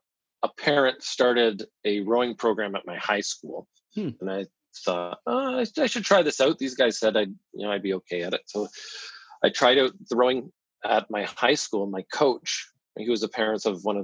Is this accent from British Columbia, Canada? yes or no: no; London, Ontario, Canada; I grew up in London, Ontario, a very average town in Canada.